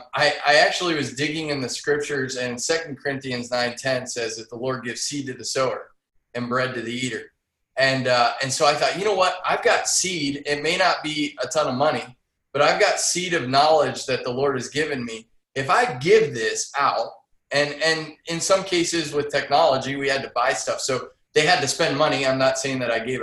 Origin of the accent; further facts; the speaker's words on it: Massillon, Ohio, United States; Massillon, Ohio, the home of the Tigers, Paul Brown.